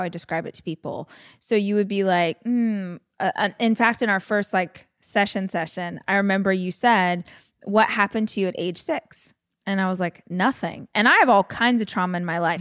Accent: Bakersfield, California, United States; I tell people I'm from Bakersfield, but I actually lived probably forty minutes away from the city out in the country is where all my family was

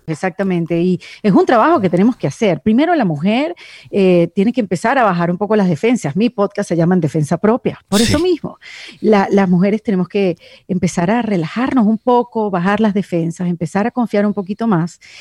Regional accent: Venezuela; now in Miami, United States

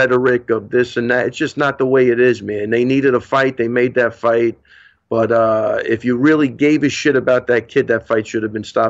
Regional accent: Missouri, United States; You know, I'm from Missouri. You got to show me.

